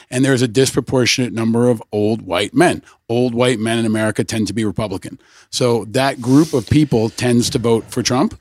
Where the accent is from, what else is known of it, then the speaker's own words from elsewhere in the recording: Peekskill, New York, United States; I grew up in, just outside of Peekskill, upstate New York.